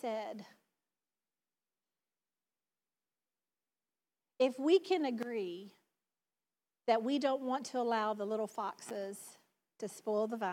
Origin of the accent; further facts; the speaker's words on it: the South, United States; accent: southern; my southern accent